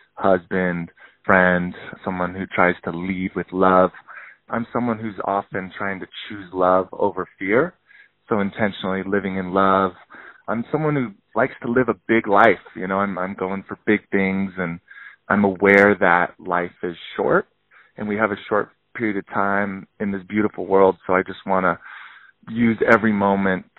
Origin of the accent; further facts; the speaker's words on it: Tahoe City, California, United States; also born or lived in Truckee, California; I was born in Truckee, raised in Tahoe City. So I'm actually a native to Tahoe, which is super rare.